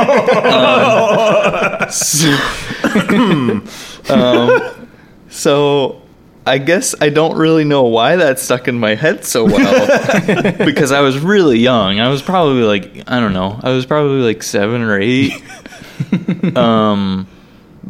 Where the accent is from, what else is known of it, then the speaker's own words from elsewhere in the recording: South Carolina, United States; moved away as an adult; I grew up in South Carolina